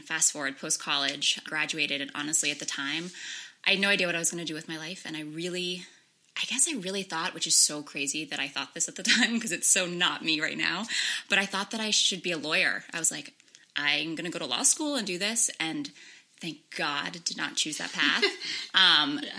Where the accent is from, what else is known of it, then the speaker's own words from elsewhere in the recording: Darien, Connecticut, United States; also born or lived in Fiji; I actually was born and sort of raised in Darien, so just down the road, but I actually spent a lot of my life in Fiji um, because my mom is from Fiji